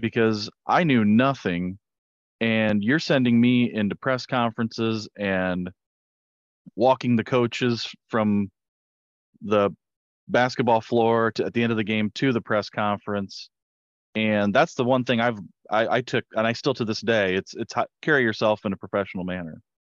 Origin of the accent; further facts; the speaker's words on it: Hicksville, Ohio, United States; I'm from Hicksville, Ohio